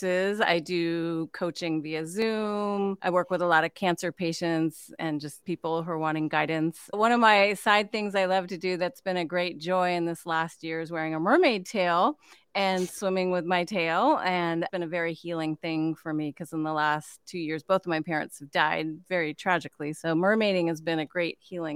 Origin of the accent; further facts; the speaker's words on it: Northern California, United States; now in Kauai, United States; I grew up in Northern California